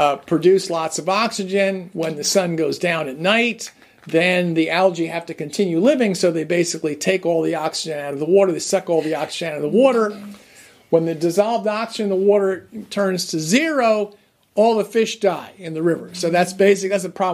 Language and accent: English; New Jersey, United States; I grew up in New Jersey